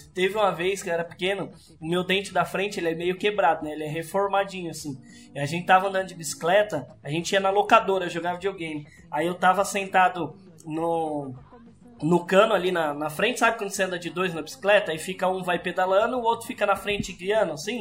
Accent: Sumaré, São Paulo, Brazil; also born or lived in Capivari; a gente mudou de Sumaré

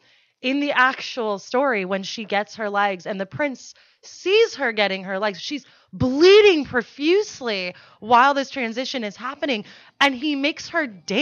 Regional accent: Denmark; moved away; I was born in Denmark.

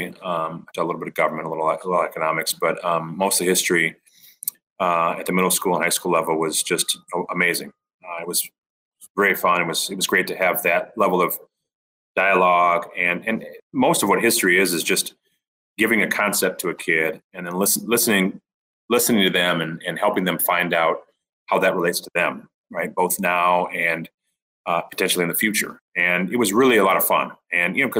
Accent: Flint, Michigan, United States; when I was growing up in Flint, where I've spent most of my life, my mom and dad grew up there as well.

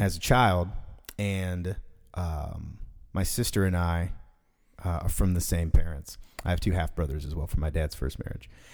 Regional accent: Fort Worth, Texas, United States; I was born and raised in D F

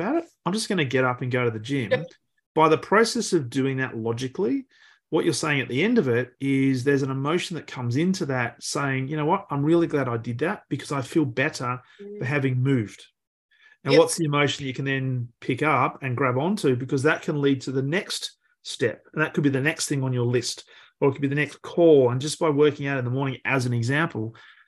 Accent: Australia; as an Australian

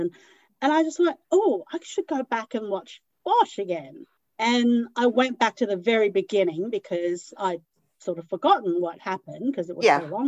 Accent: Hong Kong; now in Sydney, Australia; I was born in Hong Kong

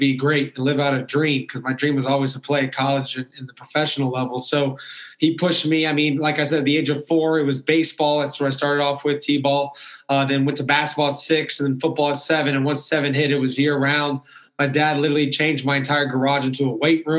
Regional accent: Orlando, Florida, United States; also born or lived in Alabama; born and raised in Orlando, Florida

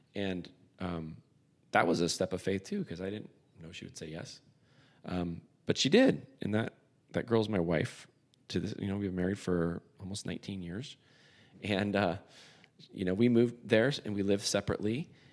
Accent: San Diego, California, United States; moved away as an adult; I moved back to my hometown, San Diego

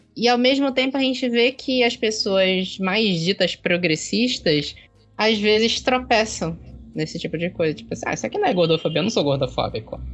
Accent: Belém, Pará, Brazil; also born or lived in Maringá, Paraná; eu sou de Belém, né? Daqui do, do Belém do Pará, aqui no norte.

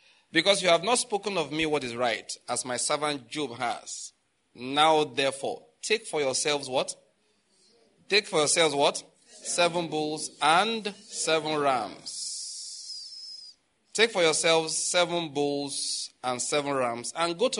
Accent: Western Nigeria, Nigeria; I'm from Western Nigeria, so I know about the culture over there

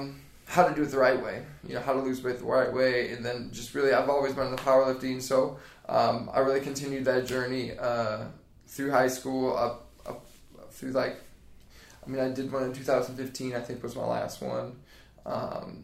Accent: Lowell, Indiana, United States; moved away as an adult; now in Mount Pleasant, United States; Lowell, Indiana

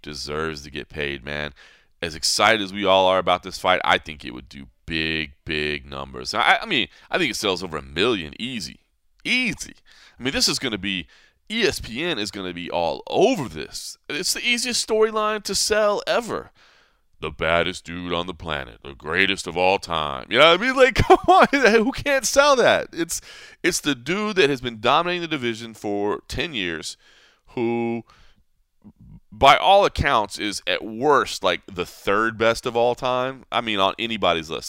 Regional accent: Texas, United States; moved away; that being my home state

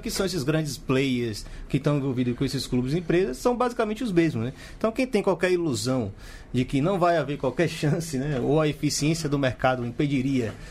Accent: Brazil; curiosa para nós que somos brasileiros e não temos ainda esse formato né, de clube empresa, como em Portugal já existe há um bom tempo.

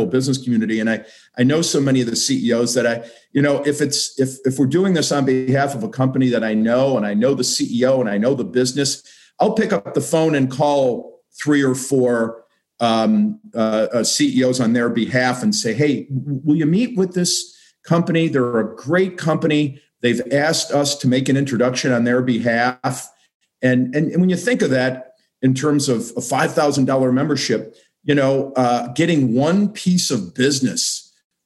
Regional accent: Buffalo, New York, United States; moved away as an adult; also born or lived in Charlotte, North Carolina / Jacksonville, Florida; now in Columbus, United States; packed up and left my hometown in Buffalo, and I moved to Charlotte, North Carolina for 5 years

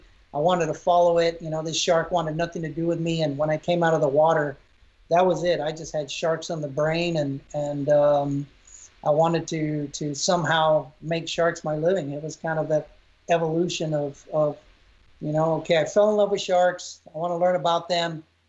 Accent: Texas, United States; In my 20s, being a Texan, I used to ride bulls and I rode bulls for quite a while.

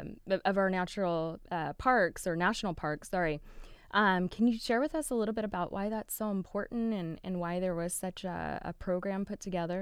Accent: Northern California, United States; now in Southern California, United States; I grew up in Northern California, which is also, you know, gets some of that variation of weather. Now I'm here in SoCal

